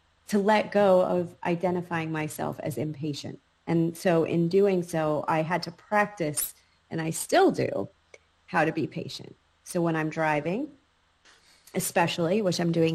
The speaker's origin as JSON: {"language": "English", "region": "New York", "country": "United States", "tie": "born or raised there", "also_born_or_lived": "North Carolina", "moved": "yes", "said": "when I grew up in New York, my identity was very much forged by my surroundings"}